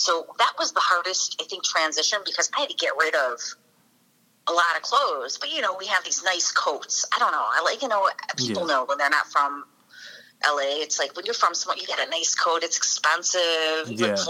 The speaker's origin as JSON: {"language": "English", "town": "Chicago", "region": "Illinois", "country": "United States", "tie": "born or raised there", "moved": "as an adult", "lives_now": "Los Angeles, United States", "said": "I was born and raised in Chicago. So I am from Chi-Town. Little town, Chi-Town."}